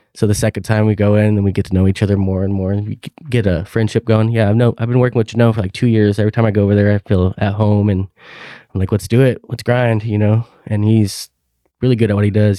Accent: Klamath Falls, Oregon, United States; moved away as an adult; now in Hillsboro, United States; in Klamath Falls, Oregon. That's my hometown

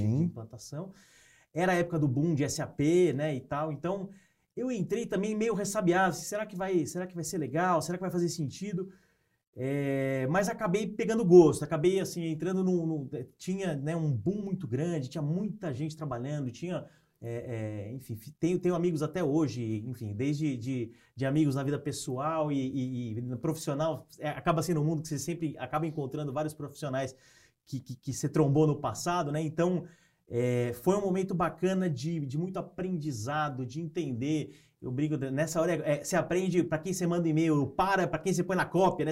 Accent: São Paulo, Brazil; moved away as an adult; now in Piracicaba, Brazil; eu sou de São Paulo, né? nasci em São Paulo é, e cresci e tudo mais

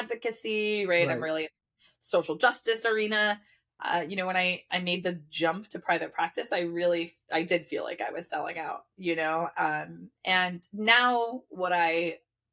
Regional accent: New Jersey, United States; moved away as an adult; also born or lived in New York City, United States; I grew up in Jersey, dirty Jersey, represent.

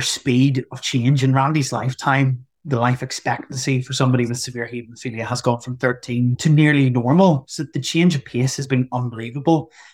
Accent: Northern Ireland, United Kingdom; I'm from Northern Ireland.

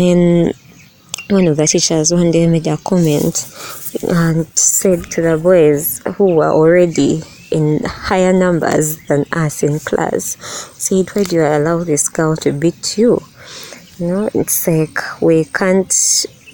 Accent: Uganda; Growing up in Uganda

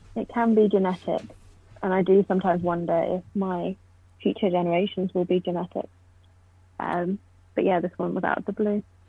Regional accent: Poole, South West England, United Kingdom; moved away as an adult; now in Oxford, United Kingdom; I'm from Poole, but I always say Bournemouth because no one knows where Poole is, but it's right next door.

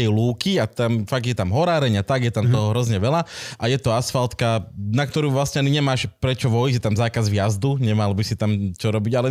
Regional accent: Tatranské Matliare, Prešov Region, Slovakia; also born or lived in Poprad; Ja som z Tatranských matliar a tam teda akože bolo kde behať na motorke

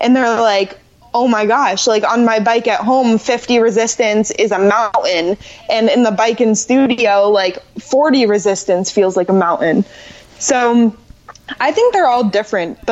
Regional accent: Orlando, Florida, United States; I grew up in Orlando, and I grew up riding horses

